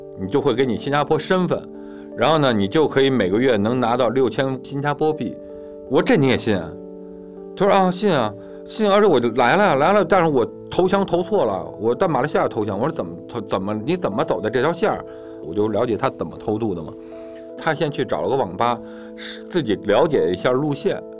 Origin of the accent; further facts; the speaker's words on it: China; 因为我中国人都坐一块儿嘛